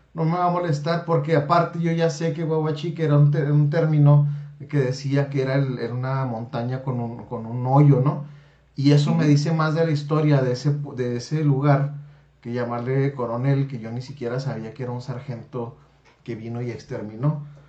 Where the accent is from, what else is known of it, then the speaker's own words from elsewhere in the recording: Chihuahua, Mexico; la tez morena que tenemos en Chihuahua